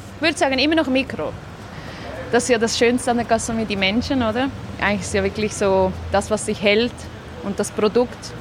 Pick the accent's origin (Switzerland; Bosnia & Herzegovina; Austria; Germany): Switzerland; Zurich; born or raised there; also born or lived in Gaziantep, Turkey